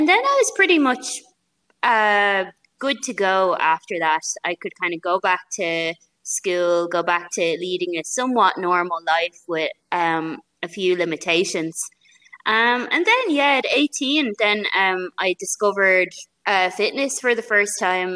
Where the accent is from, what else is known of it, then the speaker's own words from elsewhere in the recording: Rush, Leinster, Ireland; I have a gym here in my hometown of Rush where I train people